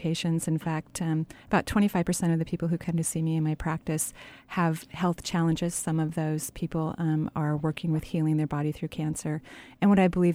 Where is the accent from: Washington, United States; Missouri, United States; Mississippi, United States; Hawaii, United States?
Washington, United States; Seattle; when I was growing up in Seattle, I'm a native, I lived in Seattle